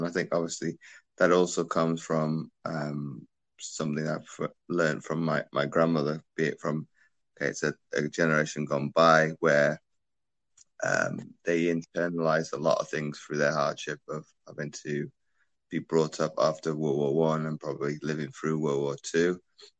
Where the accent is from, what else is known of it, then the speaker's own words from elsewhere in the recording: Belgium; born there; Well, I was born in Belgium to a military family.